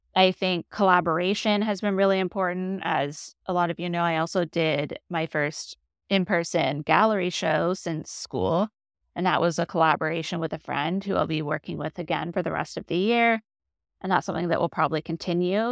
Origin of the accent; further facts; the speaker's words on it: Toronto, Ontario, Canada; I'm from the Toronto